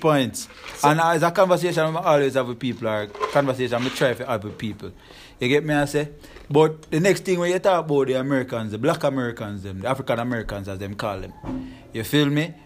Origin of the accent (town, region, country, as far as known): Jamaica; now in United States